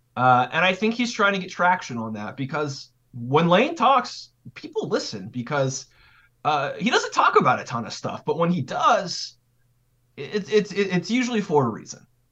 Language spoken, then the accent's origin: English; California, United States; also born or lived in Idaho / Wyoming / Boise, Idaho; now in Oxford, United States; I'm from California, so but I lived in like the Mountain West territory, so like Idaho, Wyoming